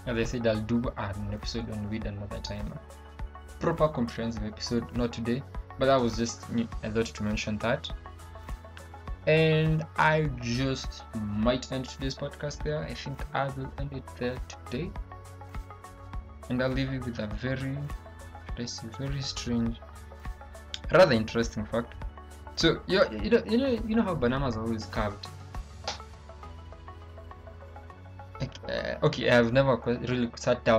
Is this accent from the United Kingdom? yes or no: no; Kenya; we have our issues here with the Nigerians as Kenyans